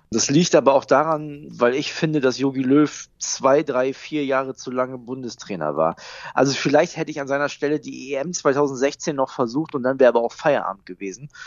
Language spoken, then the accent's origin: German; Wilhelmshaven, Lower Saxony, Germany; die kommt schon aus Wilhelmshaven, aus meiner Heimat.